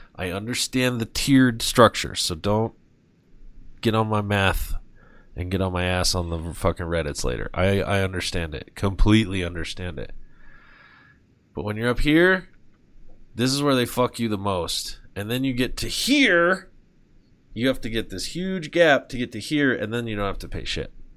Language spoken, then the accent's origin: English; United States; I was very fortunate to be born in this country and to to, to be a citizen.